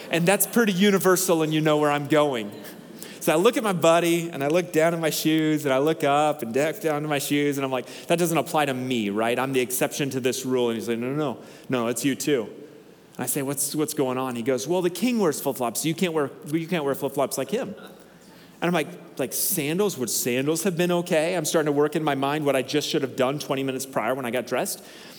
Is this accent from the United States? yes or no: no; Northern Togo, Togo; When I grew up in Togo, and so I grew up in northern Togo, which is arid half the year and pretty tropical the other half of the year.